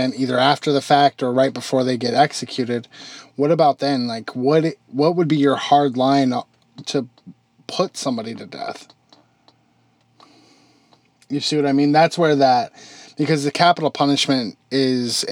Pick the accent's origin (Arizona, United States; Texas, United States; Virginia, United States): Arizona, United States; I grew up in Arizona